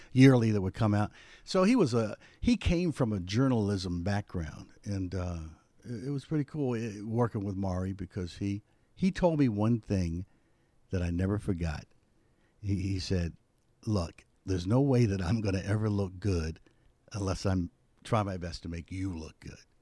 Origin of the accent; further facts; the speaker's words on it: Philadelphia, Pennsylvania, United States; where I grew up in West Philadelphia was known for its entertainment